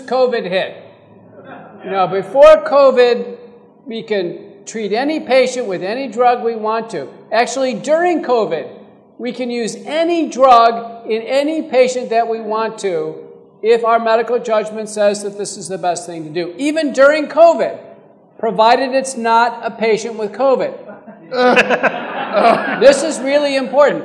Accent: Terry County, Texas, United States; now in Fort Worth, United States; I grew up in Terry County.

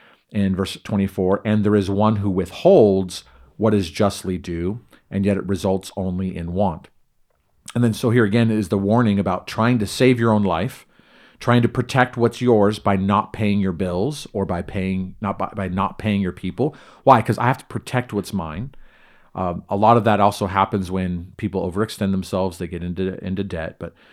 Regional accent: California, United States; now in Idaho, United States; very different from where I grew up in Southern California, in concrete jungle, subdivisionville, everything.

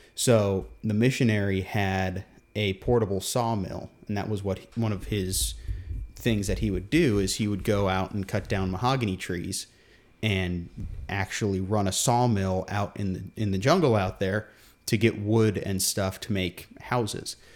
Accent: Guam; we grew up on Guam

